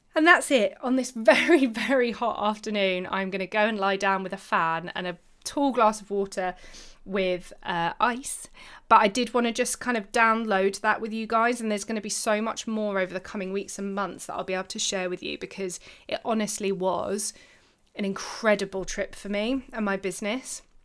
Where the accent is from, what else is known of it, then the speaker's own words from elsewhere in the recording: United Kingdom; I'm British